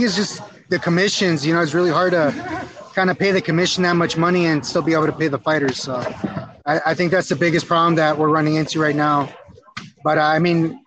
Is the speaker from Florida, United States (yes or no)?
no; California, United States; I'm from Cali